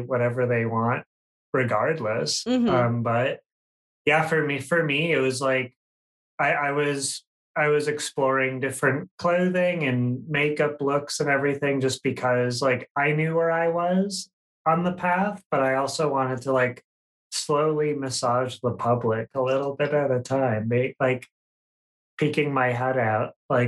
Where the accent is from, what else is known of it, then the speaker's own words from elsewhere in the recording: Minnesota, United States; I am from the great state of Minnesota